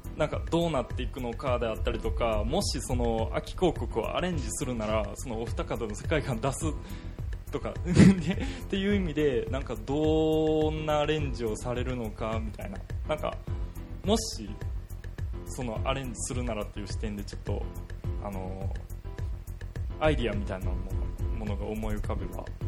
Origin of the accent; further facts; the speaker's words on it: Osaka, Japan; moved away as an adult; now in Fukuoka, Japan; 僕大阪出身でその19年間大阪で過ごしてて